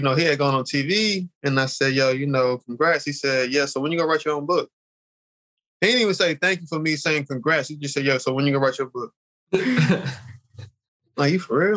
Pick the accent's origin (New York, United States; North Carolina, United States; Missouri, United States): North Carolina, United States; Charlotte; I'm from Charlotte.